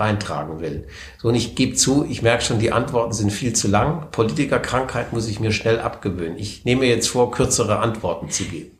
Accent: Konstanz, Baden-Württemberg, Germany; also born or lived in Wertheim, Baden-Württemberg / Mannheim; Ich bin die ersten zehn Jahre meines Lebens aufgewachsen in Bestenheit. Das ist ein kleiner Vorort von Wertheim am Main.

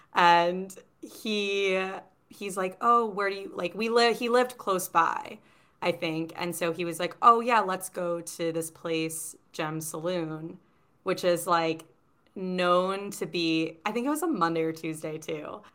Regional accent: New York City, New York, United States; living in New York City and growing up in Manhattan

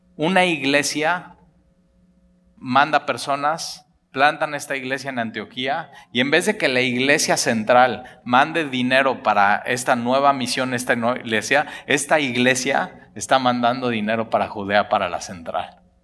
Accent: Mexico; los que somos de México nos llamamos mexicanos

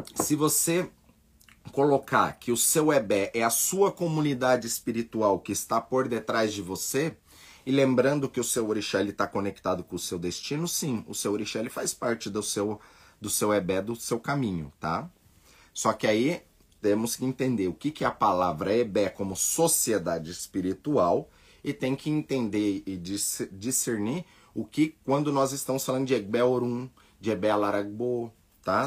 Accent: Brazil; nós somos brasileiros, nascemos aqui

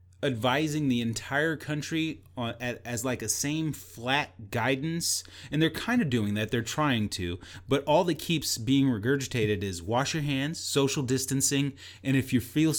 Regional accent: Texas, United States; but I do know my geography, and I'm Texan, know that there are 50 states.

